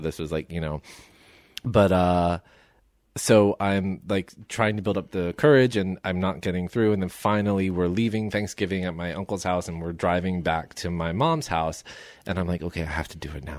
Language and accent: English; Somerset, New Jersey, United States; moved away as an adult; now in Los Angeles, United States; I'm from Somerset, New Jersey